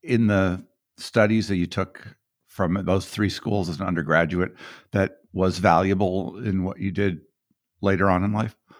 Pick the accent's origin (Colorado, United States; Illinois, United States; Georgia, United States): Colorado, United States; Boulder; I grew up in Boulder. I, I'm from Boulder myself